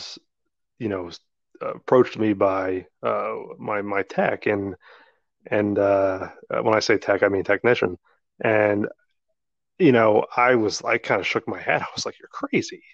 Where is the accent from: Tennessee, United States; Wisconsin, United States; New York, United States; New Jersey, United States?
New Jersey, United States; We grew up in South Jersey